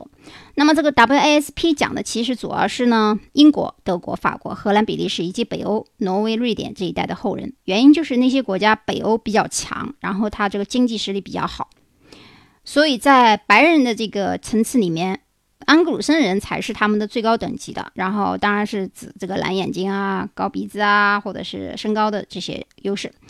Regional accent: China; 我们中国人的五十六个民族

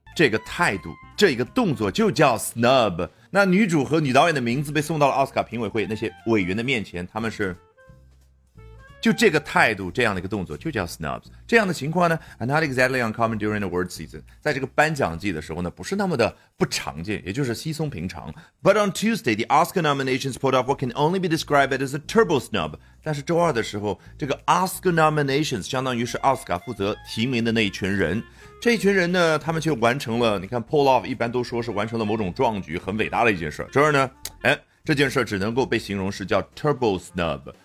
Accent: China; 我们中国人觉得，可能一个人很烦躁的时候会这样

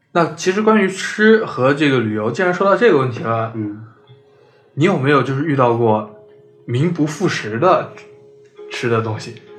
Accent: China; moved away; 因为我来的那个地方，它就是湖南、湖北、江西三个省交界的那个地方鄂湘赣子

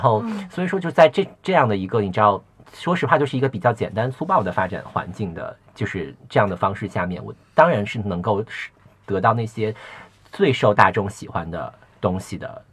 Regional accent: China; 我是中国人

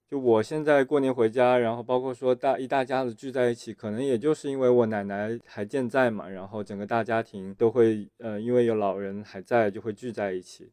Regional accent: Fujian, China; moved away; 作为一个福建人应该完成的事情我都已经完成了嘛

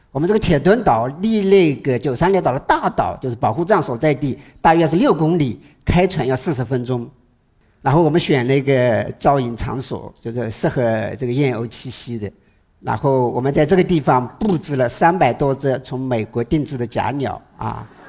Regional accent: Hangzhou, Zhejiang, China; 我们杭州人

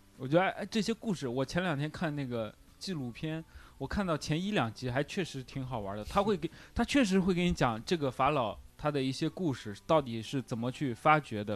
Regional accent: China; 我们中国人

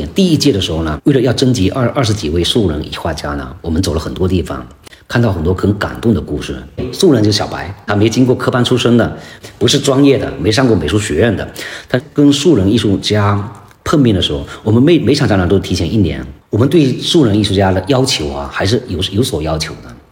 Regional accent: China; 疫情期间呢，我们中国人走的最远的地方

